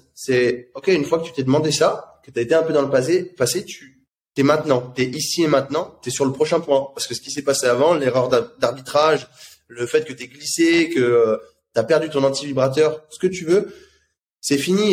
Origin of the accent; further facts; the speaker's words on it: France; en tant que Français